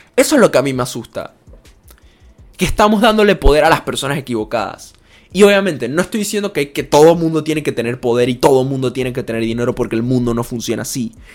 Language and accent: Spanish; Panama